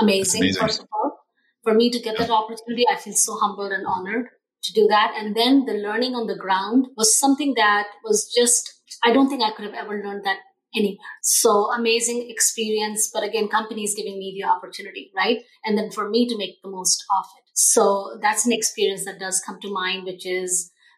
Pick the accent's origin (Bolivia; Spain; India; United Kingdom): India; also born or lived in Australia / Chicago, United States; now in Seattle, United States; born in India, lived in Australia for over 10 years before moving to the United States.